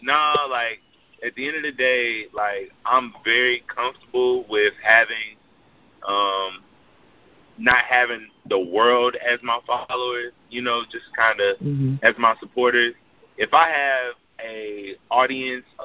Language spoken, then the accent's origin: English; Chicago, Illinois, United States; I'm from Chicago, Illinois